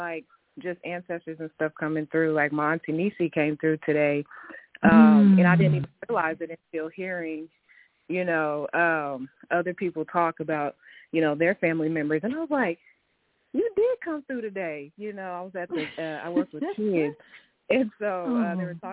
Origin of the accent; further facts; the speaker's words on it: Tulsa, Oklahoma, United States; I'm from Tulsa, and I've been here my whole life